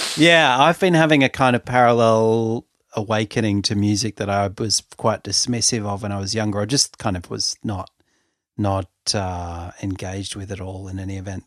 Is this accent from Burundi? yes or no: no; Sydney, New South Wales, Australia; I'm from Sydney, and I'm thirty-eight